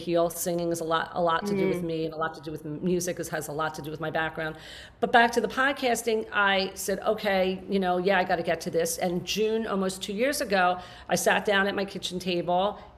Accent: New Jersey, United States; I moved down to South Jersey, my hometown

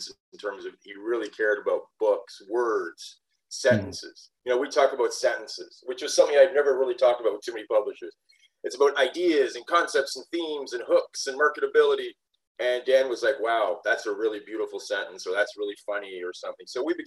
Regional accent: southwestern Ontario, Canada; we were born in the same town, the same small town in southwestern Ontario.

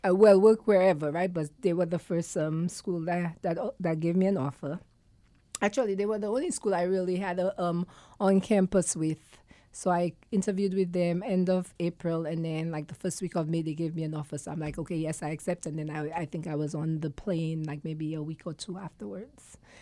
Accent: St. Lucia; also born or lived in New York / Oswego, New York; now in Connecticut, United States; growing up in St. Lucia, we had freedom

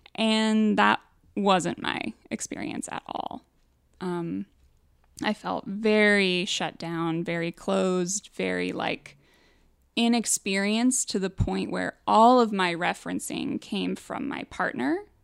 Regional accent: Midwest, United States; I grew up in the Midwest.

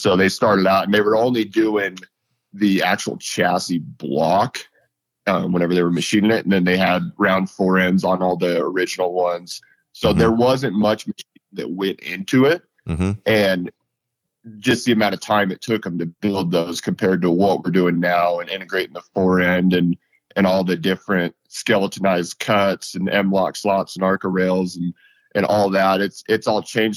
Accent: Western Colorado, United States; I'm from Western Colorado. I grew up probably an hour and a half from Grand Junction

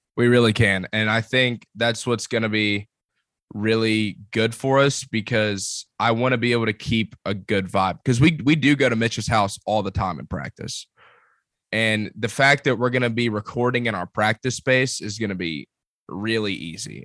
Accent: Columbus, Georgia, United States; now in Auburn, United States; I'm from Columbus, Georgia

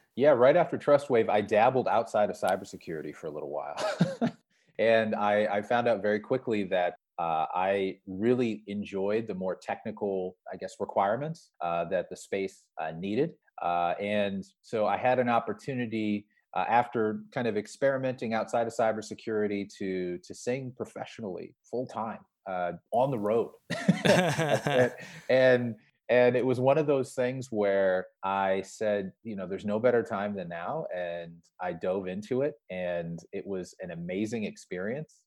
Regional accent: Sioux Falls, South Dakota, United States; I'm a kid from Sioux Falls, South Dakota

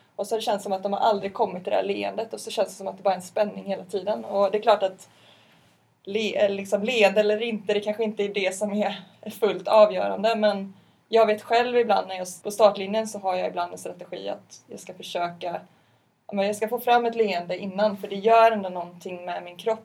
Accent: Partille, Västra Götaland, Sweden; där jag är ifrån.

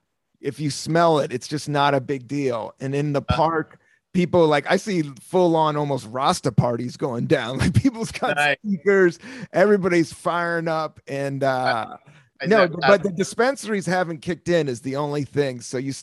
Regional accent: East Coast, United States; I come from the East Coast

